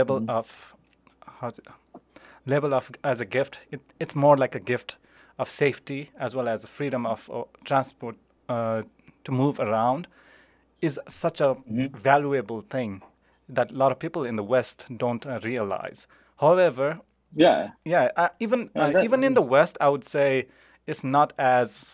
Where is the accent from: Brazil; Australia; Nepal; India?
Nepal; Kathmandu, Bagmati; moved away as an adult; I grew up in Nepal until I finished my high school.